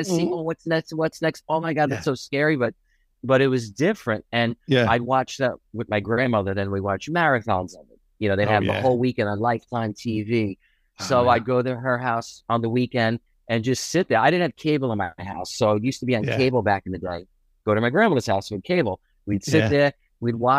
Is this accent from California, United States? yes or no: no; Floral Park, New York, United States; I grew up in Long Island